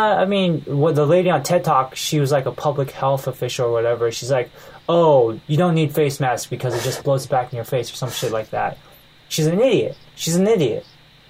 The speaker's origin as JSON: {"language": "English", "country": "United States", "also_born_or_lived": "Taiwan", "moved": "yes", "said": "As an American"}